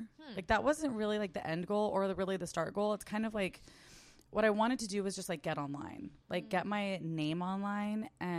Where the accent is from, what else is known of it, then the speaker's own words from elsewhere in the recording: San Diego, California, United States; moved away as an adult; also born or lived in Del Mar / Arizona; now in New York, United States; So I grew up in San Diego. Mm. I didn't move to New York until I was 27. So basically my whole life was there. I went to Arizona for like a hot second for college. But yeah, like we grew up in, or I grew up in like East San Diego.